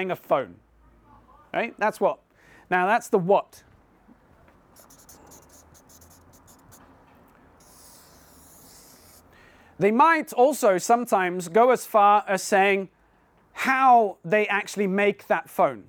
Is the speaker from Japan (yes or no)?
no; India; now in Poole, United Kingdom; I was born and brought up in India, but we live now in Poole next to Bournemouth